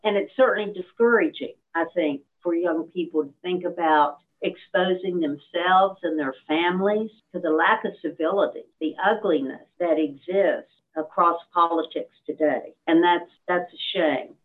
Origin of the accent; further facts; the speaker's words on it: Beckley, West Virginia, United States; also born or lived in Fairmont, West Virginia; I grew up in Beckley.